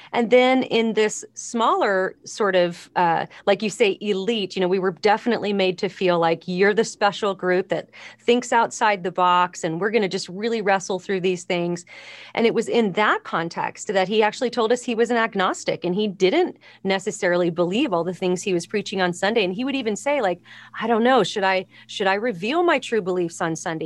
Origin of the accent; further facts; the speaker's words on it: Los Angeles, California, United States; I grew up in Los Angeles